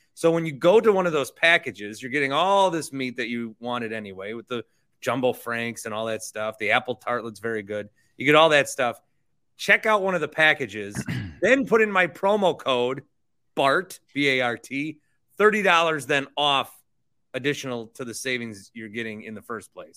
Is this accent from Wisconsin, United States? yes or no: yes; Fond du Lac, Wisconsin, United States; I'm from Fond du Lac, Wisconsin